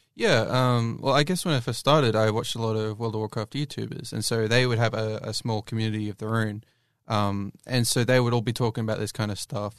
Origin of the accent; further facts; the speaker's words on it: Australia; I'm an Australian